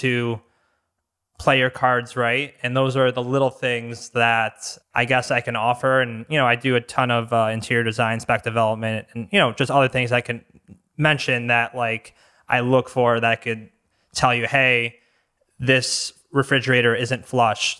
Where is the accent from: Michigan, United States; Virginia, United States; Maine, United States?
Michigan, United States; Bloomfield Hills; also born or lived in Franklin, Michigan; So I grew up in Bloomfield Hills. Um, end up living in Franklin for the most part.